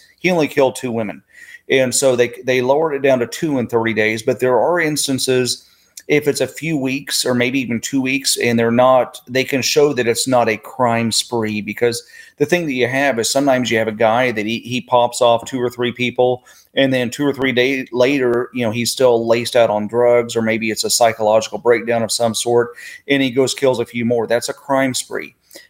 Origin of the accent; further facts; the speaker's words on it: Oklahoma City, Oklahoma, United States; I grew up in Oklahoma City. And so I was 3 hours south of Wichita, Kansas.